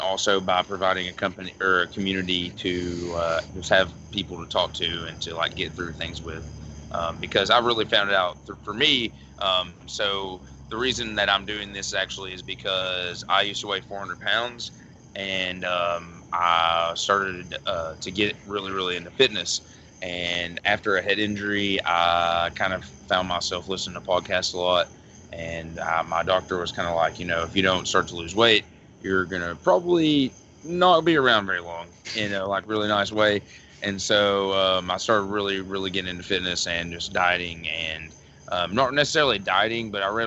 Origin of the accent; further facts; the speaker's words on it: West Liberty, Kentucky, United States; I am from West Liberty, Kentucky